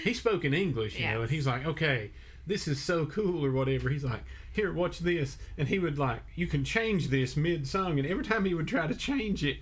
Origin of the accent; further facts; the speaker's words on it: Tennessee, United States; moved away as an adult; now in Japan; I'm from Tennessee